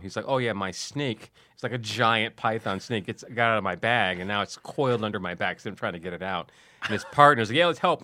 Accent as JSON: {"language": "English", "town": "Detroit", "region": "Michigan", "country": "United States", "tie": "born or raised there", "also_born_or_lived": "San Diego", "moved": "yes", "said": "growing up in Detroit"}